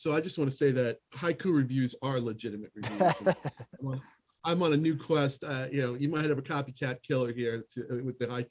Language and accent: English; United States; as an American, hopefully not an ugly American